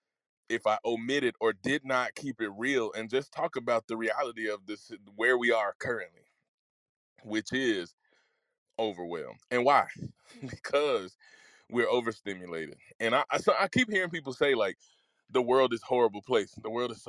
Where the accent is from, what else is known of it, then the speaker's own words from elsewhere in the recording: Mississippi, United States; When I was growing up in Mississippi